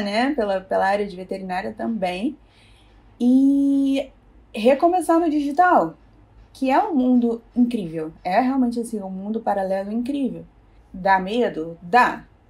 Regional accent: Rio de Janeiro, Brazil; eu sou do Rio, né, então a pet era aqui no Rio

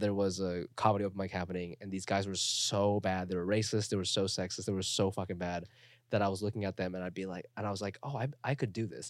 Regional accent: Ohio, United States; also born or lived in Chiba, Japan; now in New York, United States; I grew up in Ohio

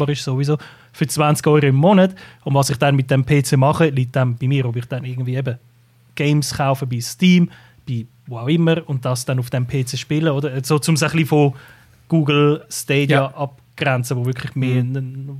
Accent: Switzerland; bei uns in der Schweiz

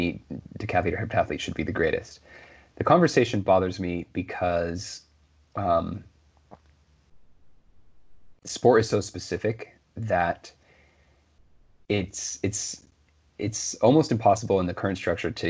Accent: Oregon, United States; I grew up in Oregon, so my state track meet was always held at Hayward Field

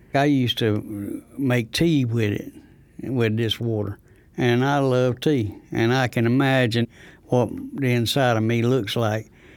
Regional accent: Rosewood, North Carolina, United States; I'm from Rosewood, next to Goldsboro

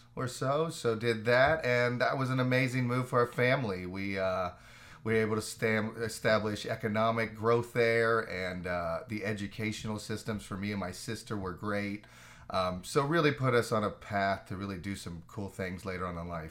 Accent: Orlando, Florida, United States; also born or lived in Fairmont, West Virginia; grew up in Orlando, basically, so finished out my elementary, uh, middle and high school there

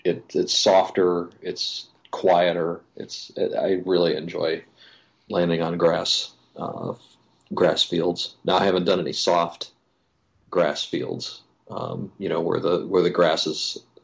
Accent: Wisconsin, United States; moved away; I'm from Wisconsin originally

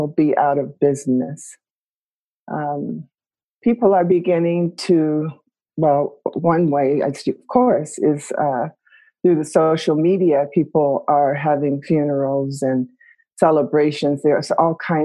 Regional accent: Detroit, Michigan, United States; moved away; also born or lived in Eugene, Oregon / New York; We were born and raised in Detroit on welfare

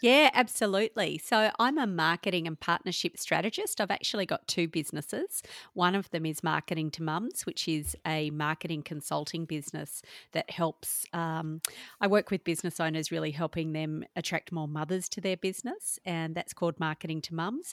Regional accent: Perth, Western Australia, Australia; also born or lived in Melbourne; was born in Melbourne, but grew up in Perth with a single mum

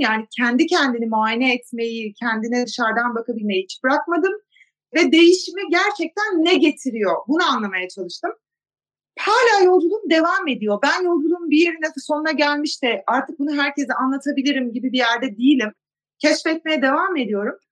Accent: Zonguldak, Turkey; moved away as an adult; also born or lived in United States; Zonguldaklıyım ben.

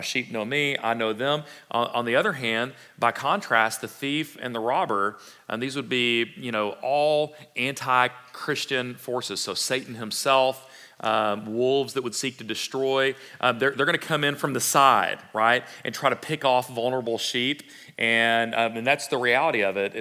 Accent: Fort Worth, Texas, United States; my background growing up in Fort Worth, right? Cowtown or not, I did not have a lot of livestock running around in Southwest Fort Worth

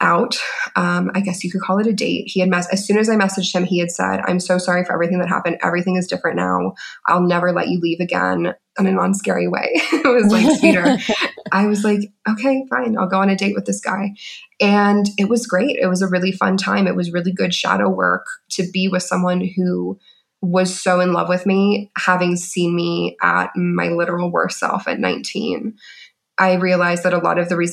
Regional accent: Orlando, Florida, United States; moved away; also born or lived in Rio de Janeiro, Brazil; I'm from Orlando

